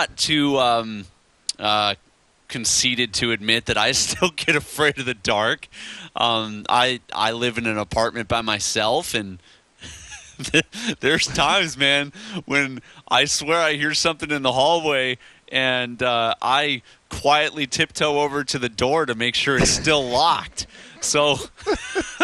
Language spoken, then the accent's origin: English; Chicago, Illinois, United States; moved away; I grew up in Chicago